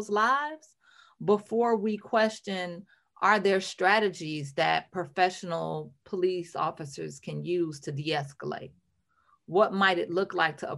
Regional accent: Ecorse, Michigan, United States; I grew up in Ecorse

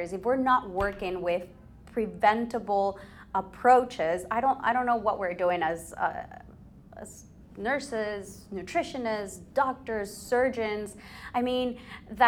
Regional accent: Ecuador; I was born and raised in Ecuador.

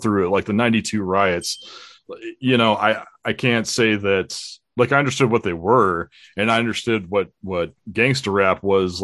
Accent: Southern California, United States; I grew up in Southern California with Bob, where we both attended a school in San Diego County together

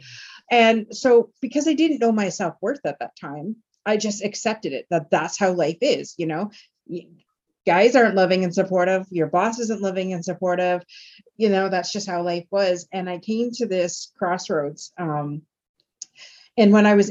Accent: Tilbury, Ontario, Canada; I grew up in Tilbury, Ontario in those days.

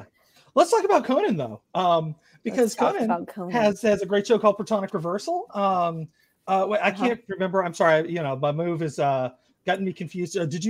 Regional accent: Marietta, Georgia, United States; I grew up in Marietta.

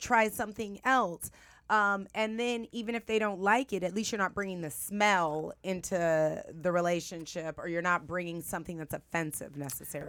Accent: San Francisco, California, United States; I'm from San Francisco.

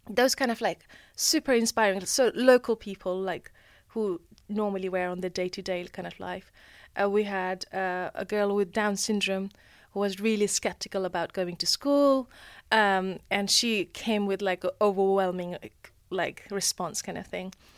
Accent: Nepal; moved away; growing up in Nepal, I find it that I lived a very sustainable life compared to here.

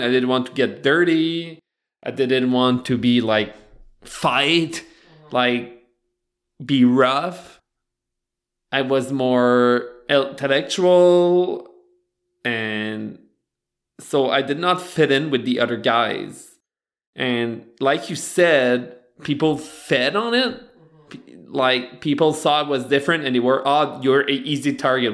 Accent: Beresford, New Brunswick, Canada; moved away; I grew up in Beresford, right beside Batters.

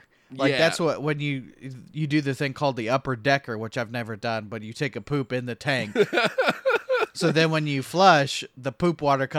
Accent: Ireland; I am Irish.

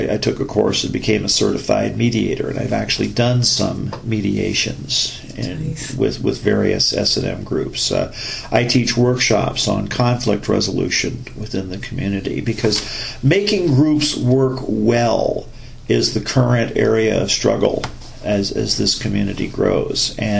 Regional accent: United States; my jingoism as an American

